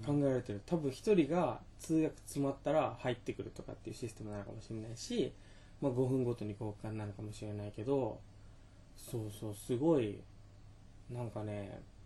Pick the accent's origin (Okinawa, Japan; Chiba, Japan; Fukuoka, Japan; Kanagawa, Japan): Okinawa, Japan; 僕ら若者沖縄出身の若者2人が